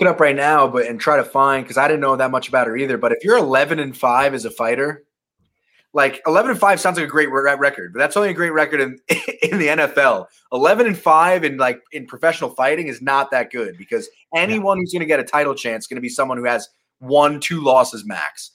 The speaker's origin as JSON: {"language": "English", "area": "Long Island", "region": "New York", "country": "United States", "tie": "born or raised there", "said": "I'm from Long Island"}